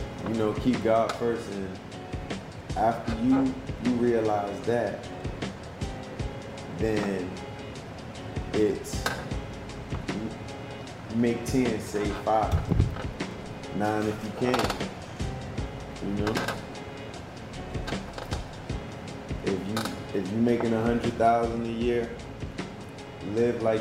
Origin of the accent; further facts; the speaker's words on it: Bridgeport, Connecticut, South Carolina, United States; now in Georgia, United States; I'm originally from Bridgeport, Connecticut